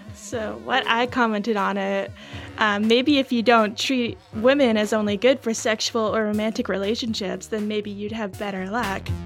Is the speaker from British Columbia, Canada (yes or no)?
yes; British Columbia, Canada; From BC